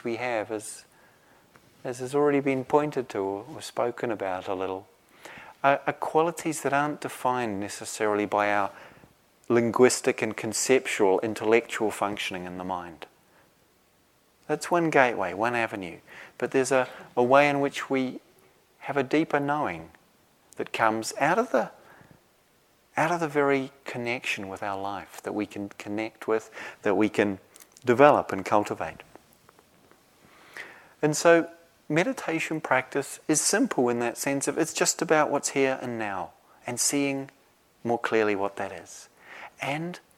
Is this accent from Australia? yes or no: no; New Zealand; moved away; Where I grew up in New Zealand